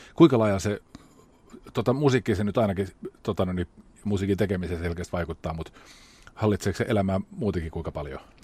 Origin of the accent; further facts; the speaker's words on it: Rauma, Satakunta, Finland; Mä oon itse Raumalta